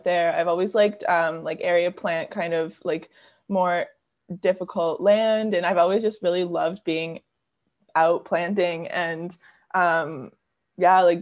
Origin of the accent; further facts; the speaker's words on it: Toronto, Ontario, Canada; I'm from Toronto. So it was like a city kid